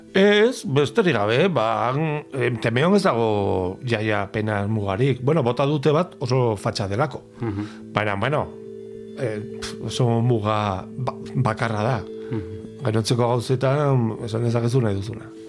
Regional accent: Pamplona, Navarre, Spain; Basque is a second language; joaten nintzen iruñeko beste puntara e, liburuen bila

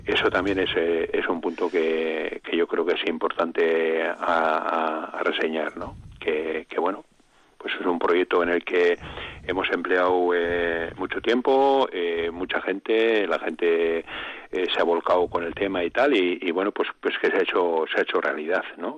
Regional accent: Arrasate, Basque Country, Spain; also born or lived in Álava; now in Urarte, Spain; yo soy guipuchi, yo soy de Arrasate

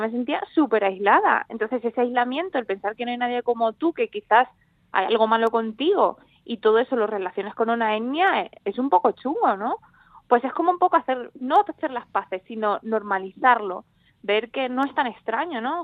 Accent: Andalusia, Spain; obviamente nacido aquí, llevo aquí toda mi vida

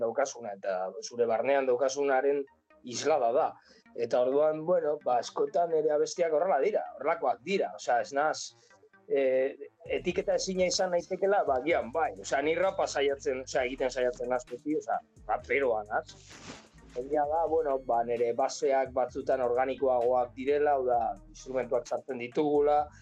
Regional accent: Pamplona, Navarre, Spain; gure gure herrian, esa iruña herrian

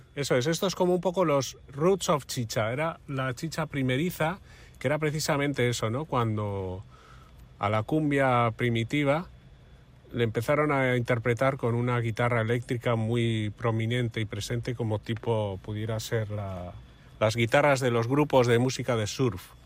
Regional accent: Santurtzi, Basque Country, Spain; en mi pueblo, en Santurchi

